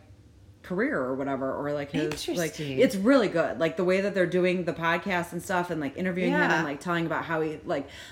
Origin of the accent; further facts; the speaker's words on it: United States; as Americans